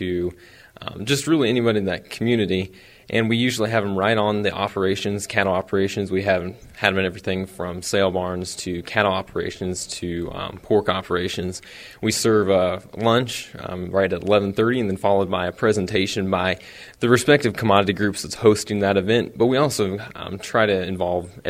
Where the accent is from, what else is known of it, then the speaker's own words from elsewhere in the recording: Eagleville, Missouri, United States; Small town, but raised on a beef